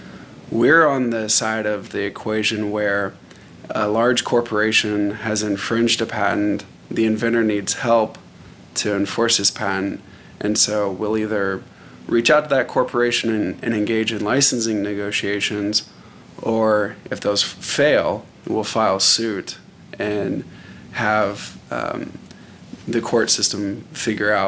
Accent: Arlington, Texas, United States; I grew up in Arlington, Texas

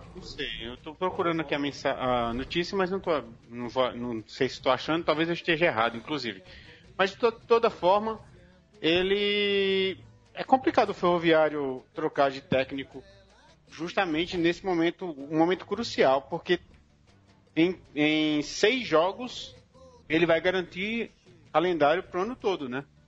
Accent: Paraíba, Brazil; eu como paraibano

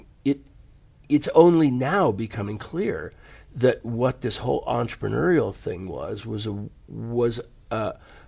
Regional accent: United States; also born or lived in California / Silicon Valley; I grew up in the United States in the 60s and the 70s

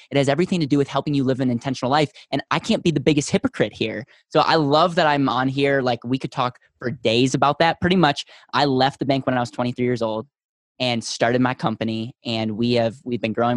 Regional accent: Wisconsin, United States; now in Denver, United States; I was originally from Wisconsin

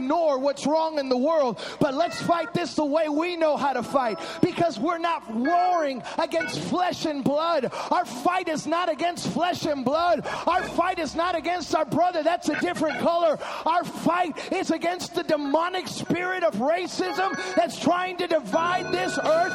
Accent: Chicago, Illinois, United States; When I was growing up in Chicago, we were a Latino church.

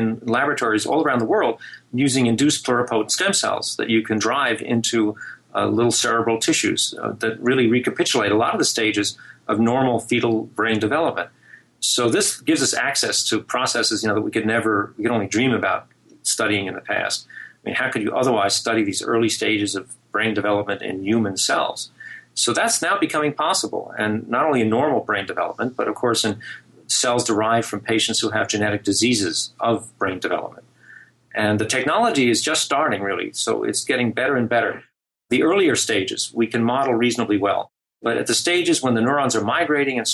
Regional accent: New Jersey, United States; I grew up in New Jersey

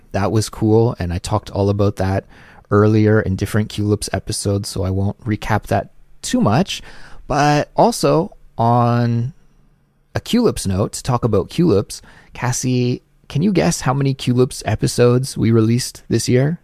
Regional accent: Canada; moved away; my life in Canada

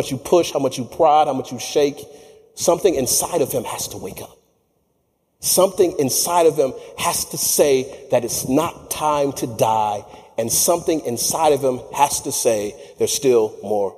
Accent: Michigan, United States; I'm from Michigan

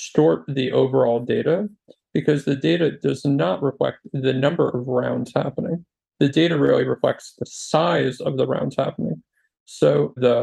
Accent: New Jersey, United States; moved away as an adult; also born or lived in Silicon Valley; I was born and raised in New Jersey, moved to Silicon Valley in 2006

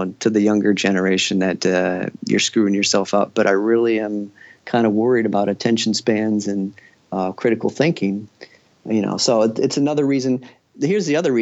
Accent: Royal Oak, Michigan, United States; I grew up in Royal Oak, Michigan, suburb of Detroit

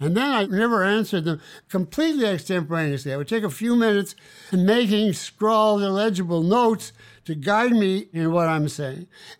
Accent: Winnipeg, Manitoba, Canada; I set it in the hometown that I grew up in Canada.

